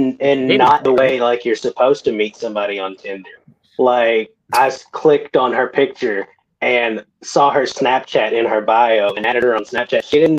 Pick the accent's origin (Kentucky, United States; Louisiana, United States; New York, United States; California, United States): Kentucky, United States; Owensboro; I'm from Kentucky.